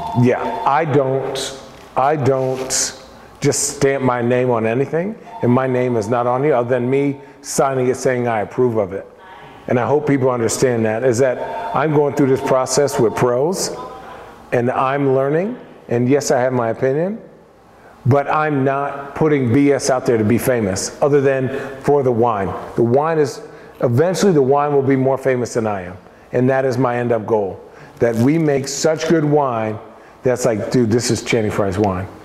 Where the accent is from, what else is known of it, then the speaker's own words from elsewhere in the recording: Arizona, United States; moved away as an adult; now in Portland, United States; I'm from Arizona.